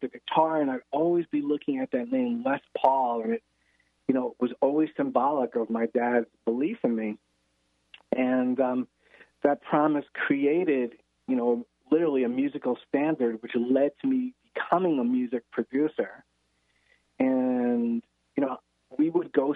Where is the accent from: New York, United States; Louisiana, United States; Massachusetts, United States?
New York, United States; New York City; I grew up in the Bronx and in New York City